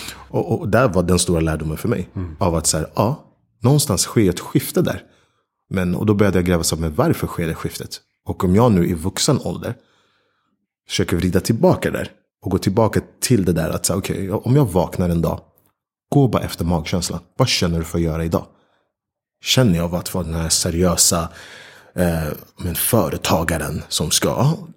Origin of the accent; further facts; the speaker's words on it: Stockholm, Stockholm County, Sweden; moved away as an adult; also born or lived in New York / London; när jag sen även flyttade hem till Stockholm